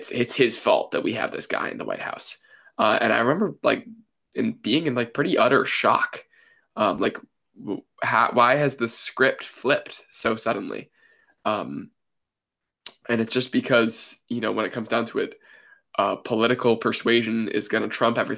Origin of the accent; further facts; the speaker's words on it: Brunswick, Maine, United States; I was born and raised in Brunswick, Maine